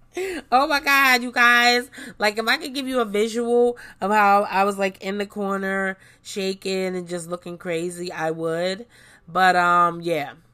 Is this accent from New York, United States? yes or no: yes; New York City, New York, United States; I grew up in New York City